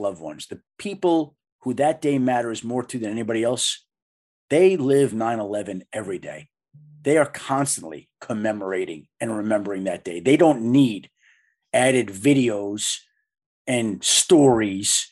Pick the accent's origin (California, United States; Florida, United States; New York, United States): New York, United States; Bellmore; my dear friends growing up in Belmore, New York, on Long Island